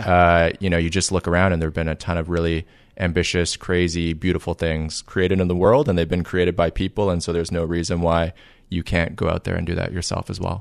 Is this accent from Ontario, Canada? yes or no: yes; Toronto, Ontario, Canada; moved away as an adult; also born or lived in Waterloo, Ontario; now in Silicon Valley, United States; I was raised in Toronto